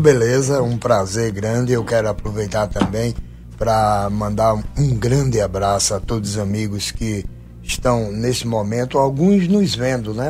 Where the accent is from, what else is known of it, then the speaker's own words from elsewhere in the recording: Goiana, Pernambuco, Brazil; moved away; also born or lived in Paraíba / João Pessoa / Portugal / Ribatejo; apesar de ter nascido em Goiânia, Pernambuco, e, e amar o meu berço